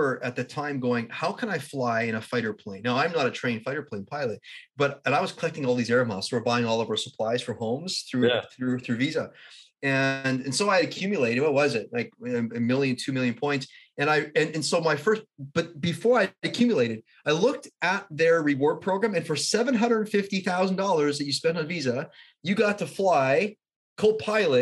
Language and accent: English; Canada; I'm a Canadian